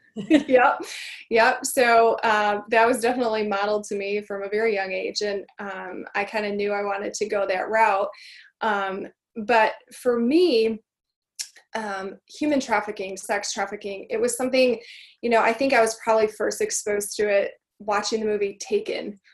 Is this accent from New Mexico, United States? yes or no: no; Michigan, United States; born or raised there